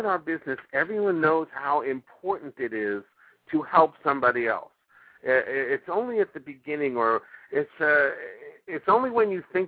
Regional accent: New York City, New York, United States; moved away as an adult; also born or lived in Minneapolis, Minnesota; now in Los Angeles, United States; I was born in the Bronx, born and raised in New York City.

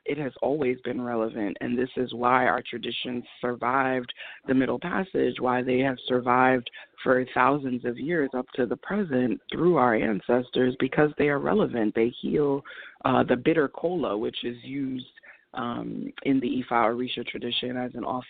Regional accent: New York, United States; my hometown

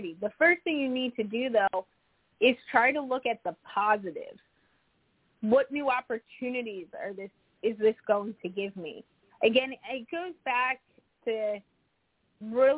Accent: Arkansas, United States; now in New Jersey, United States; I was born in Arkansas

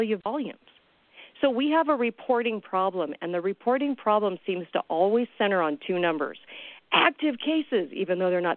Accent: California, United States; I'm from California

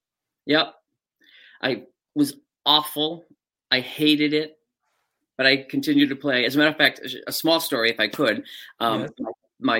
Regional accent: Quincy, Massachusetts, United States; Quincy, Mass.

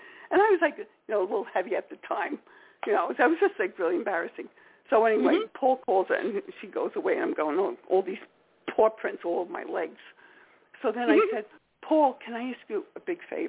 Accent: New York, United States; accent: New York; we all said in unison, New York

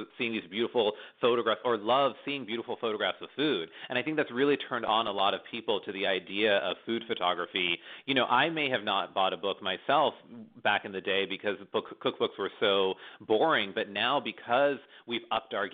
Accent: Pennsylvania, United States; now in New York City, United States; when I was growing up in a small town in Pennsylvania in the middle of nowhere

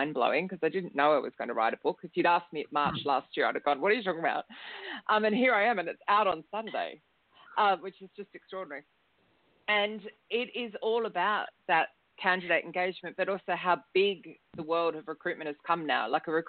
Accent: Australia; moved away as an adult; now in London, United Kingdom; And that was in 2003 when I moved to London from Australia, hence the strange accent.

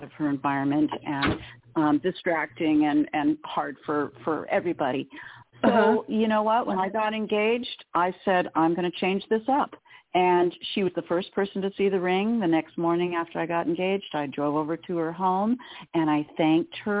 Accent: Southern California, United States; we grew up in SoCal in the 70s, which was hot as blazes

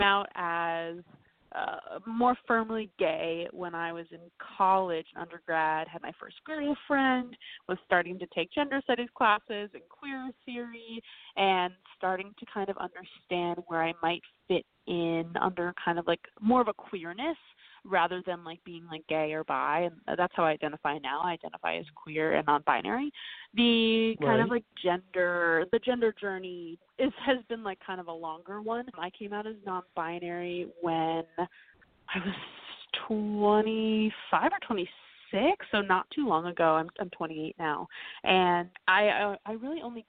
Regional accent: New York City, New York, United States; I grew up downtown New York City

